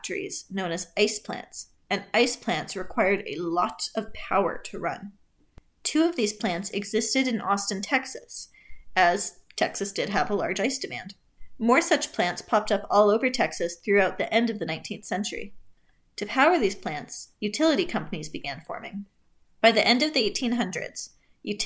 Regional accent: Canada; I'm Canadian

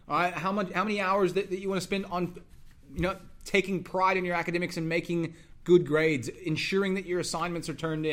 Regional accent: Dallas, Texas, United States; moved away as an adult; also born or lived in Louisiana / Iowa; I grew up in Dallas

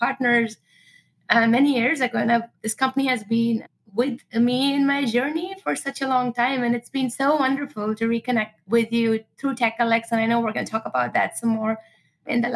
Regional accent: Pune, Maharashtra, India; moved away as an adult; now in United States; I grew up in India, and in this town called Pune is actually the seventh largest city.

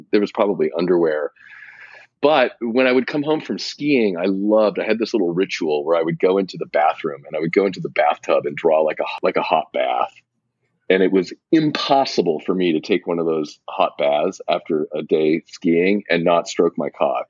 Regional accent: Pacific Northwest, United States; I grew up in the Pacific Northwest

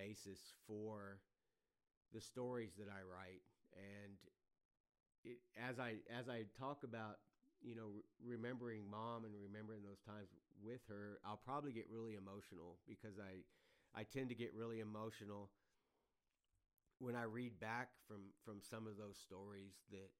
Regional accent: Adkins, Texas, United States; I was born in Adkins, Texas, which was a small town southeast of San Antonio

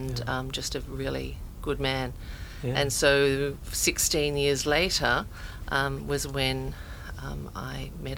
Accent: Australia; moved away as an adult; now in United States; I'm Australian, and that's where my career started

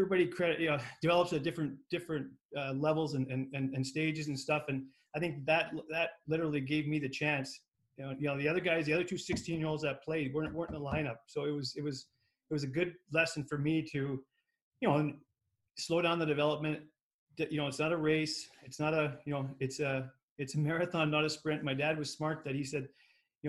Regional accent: Lethbridge, Alberta, Canada; We grew up in Lethbridge.

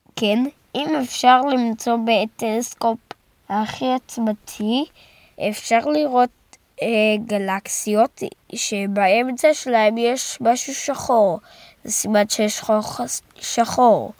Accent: Jerusalem, Jerusalem District, Israel; now in Rehovot, Israel; אני נולדתי בירושלים

